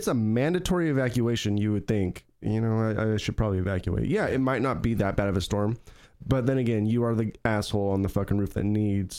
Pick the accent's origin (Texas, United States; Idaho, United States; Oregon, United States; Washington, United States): Idaho, United States; moved away; Mary and I, we are from Idaho